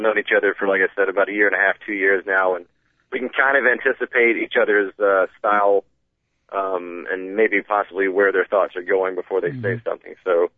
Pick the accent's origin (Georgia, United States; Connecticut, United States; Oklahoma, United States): Georgia, United States; I got to say, I'm actually from Georgia, from the South.